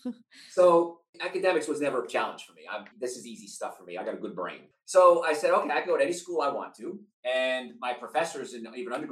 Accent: Hoboken, New Jersey, United States; We're living in this tiny little apartment in Hoboken, New Jersey

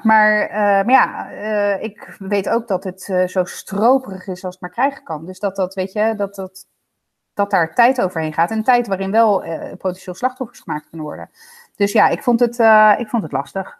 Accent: Zoetermeer, South Holland, Netherlands; uit Zoetermeer

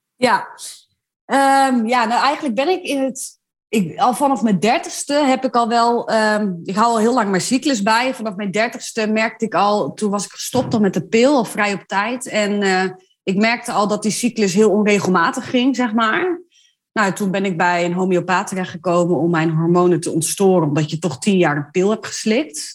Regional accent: Ommen, Overijssel, Netherlands; ik kom uit Ommen

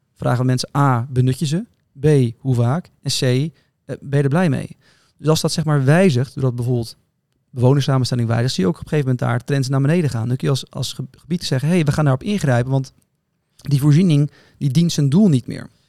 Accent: Netherlands; Wij zijn kritisch als Nederlanders

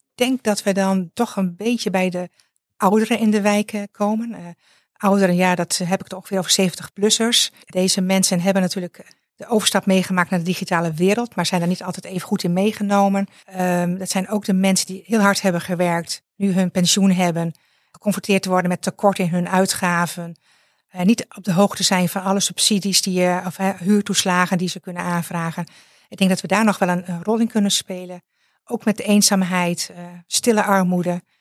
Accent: Friesland, Netherlands; moved away as an adult; now in South Limburg, Netherlands; ik ben geboren en getogen in Friesland en ik woon sinds vier jaar in Zuid-Limburg

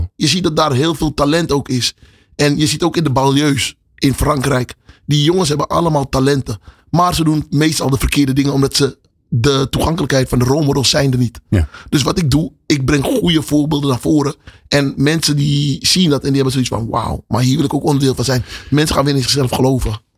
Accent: Amsterdam, North Holland, Netherlands; also born or lived in Paramaribo, Suriname; toen verhuisde ik naar Amsterdam-West. Oké. En, daar ben ik eigenlijk opgegroeid. Amsterdam-West, Westerparkbuurt.

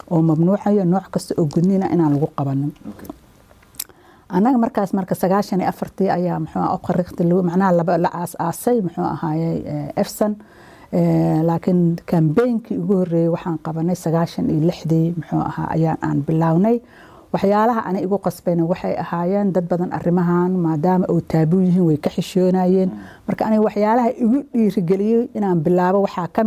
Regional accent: Somalia; moved away as an adult; now in Netherlands; aniga waxaan ka imid wadanka soomaaliya aan ku dhashay kuna barbaaray

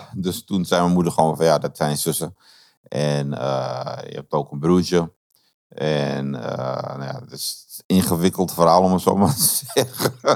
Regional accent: Amsterdam, North Holland, Netherlands; moved away; also born or lived in Ede; ik ben opgegroeid in Amsterdam-West, in Slotermeer

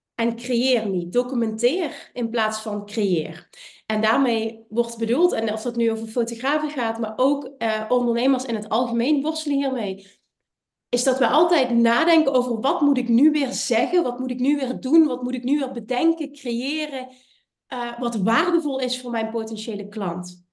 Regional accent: Limburg, Netherlands; Ik kom uit Limburg, ik heb een accent

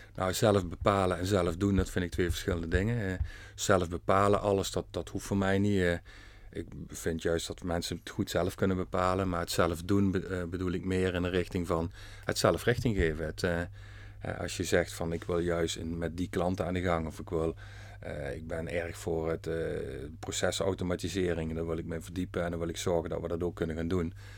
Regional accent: Venray, Limburg, Netherlands; geboren en getogen in Venray

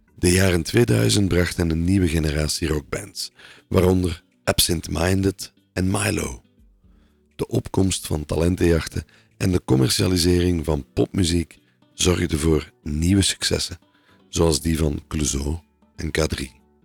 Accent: Belgium

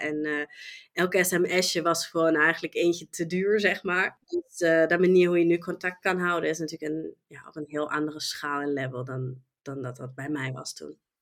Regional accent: Germany; Dutch is a second language; moved away as an adult; now in Netherlands; ik kom oorspronkelijk uit Duitsland. En ehm, ja, heb Nederland als mijn thuisland gekozen en woon hier nu al 17 jaar

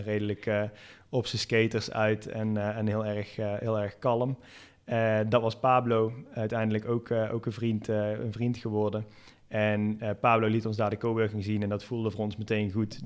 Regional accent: Netherlands; moved away as an adult; now in Valencia, Spain; wij als Nederlanders

